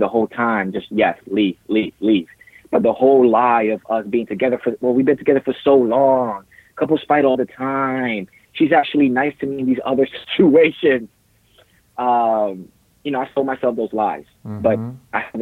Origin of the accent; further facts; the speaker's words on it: New Jersey, United States; moved away as an adult; now in California, United States; I'm originally from New Jersey, raised over there